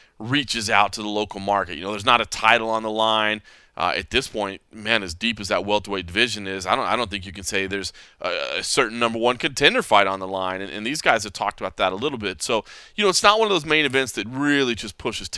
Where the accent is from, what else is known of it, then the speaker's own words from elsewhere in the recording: Dallas, Texas, United States; moved away; I am back in my home state, San Antonio to be precise. I'm a Dallas guy, but still back in Texas